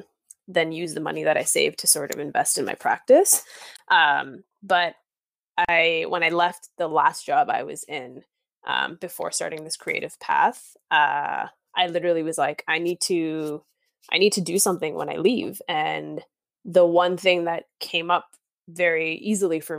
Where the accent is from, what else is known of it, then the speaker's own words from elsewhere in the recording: Markham, Ontario, Canada; also born or lived in Thorncliffe Park, East York, Toronto; now in Toronto, Canada; So I grew up in Thorncliffe, which is in East York. And from there we moved to Markham